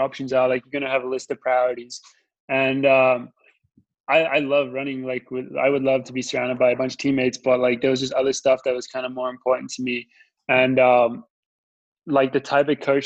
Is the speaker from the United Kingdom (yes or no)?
no; Australia; I'm from Australia